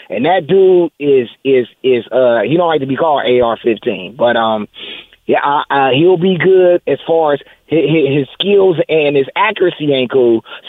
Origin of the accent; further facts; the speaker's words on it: Los Angeles, California, United States; I'm from South Central L.A.